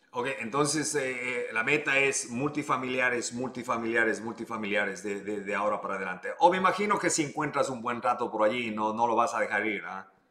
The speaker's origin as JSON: {"language": "Spanish", "country": "Ecuador", "moved": "yes", "lives_now": "United States", "said": "yo soy ecuatoriano"}